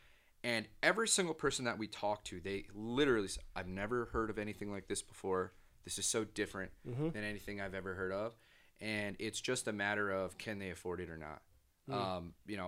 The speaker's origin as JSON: {"language": "English", "region": "New Jersey", "country": "United States", "said": "You know, I'm from New Jersey."}